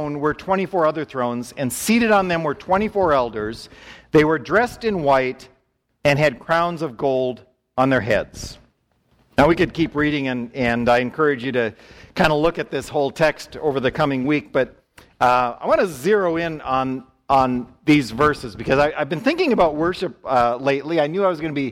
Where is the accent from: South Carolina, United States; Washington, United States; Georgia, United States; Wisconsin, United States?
Wisconsin, United States; I grew up in church in Wisconsin